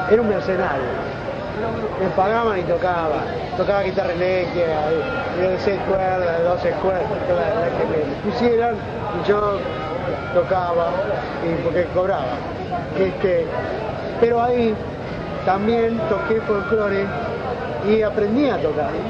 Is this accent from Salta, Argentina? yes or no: no; Mar del Plata, Buenos Aires Province, Argentina; moved away as an adult; mi viejo era contador del Banco Nación, y lo transfirieron a Mar del Plata. Y bueno, estuve desde los 5 hasta los 18 sin parar en Mar del Plata, primaria, secundaria.